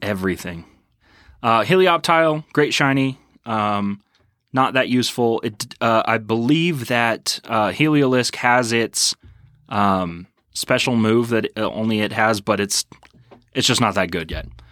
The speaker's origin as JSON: {"language": "English", "region": "Texas", "country": "United States", "tie": "born or raised there", "also_born_or_lived": "Colorado", "moved": "yes", "said": "Growing up in Texas"}